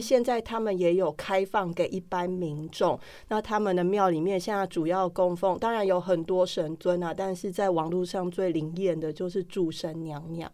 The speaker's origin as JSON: {"language": "Chinese", "country": "Taiwan", "said": "对我们台湾人来说"}